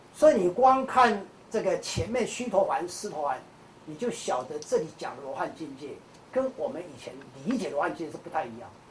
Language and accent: Chinese; Kaohsiung, Taiwan; 像我南部人，我是高雄人，高雄人喜欢吃小吃